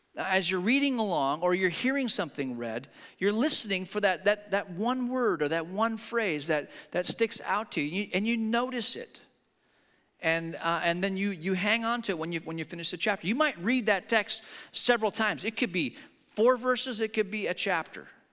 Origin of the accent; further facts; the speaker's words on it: the Northwest, Pacific Northwest, United States; we're from the Northwest